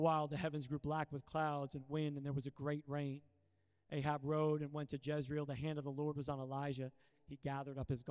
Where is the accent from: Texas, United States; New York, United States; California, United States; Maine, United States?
California, United States; Sacramento; I'm from Sacramento, and it gets to like 120 degrees Fahrenheit there.